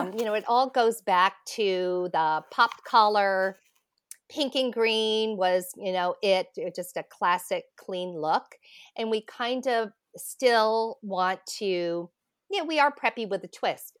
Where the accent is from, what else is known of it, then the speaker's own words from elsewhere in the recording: Connecticut, United States; I grew up in Connecticut